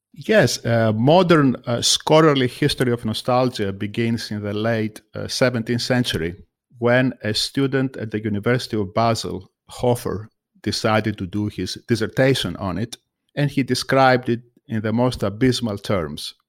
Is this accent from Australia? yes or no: no; Greece; also born or lived in United States; now in United Kingdom; I am from Greece